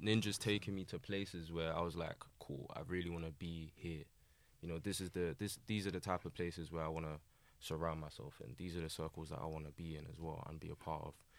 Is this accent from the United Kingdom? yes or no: yes; London, United Kingdom; born and raised in Southeast London, uh, predominantly, uh, Lewisham in the New Cross area